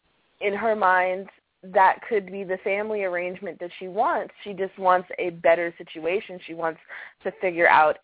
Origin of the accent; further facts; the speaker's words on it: Maryland, United States; my home state of Maryland